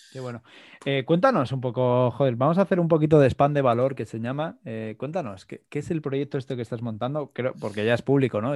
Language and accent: Spanish; Madrid, Community of Madrid, Spain; yo, que soy de Madrid